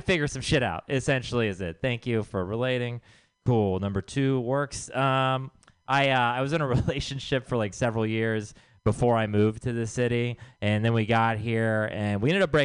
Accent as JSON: {"language": "English", "region": "Texas", "country": "United States", "tie": "born or raised there", "said": "I'm from Texas"}